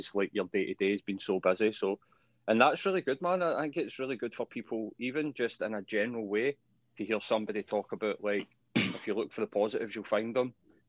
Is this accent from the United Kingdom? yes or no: yes; Glasgow, Scotland, United Kingdom; Well, I grew up with parents that were like this, and I grew up in Postal, and I grew up in Springburn, and I managed to get myself out.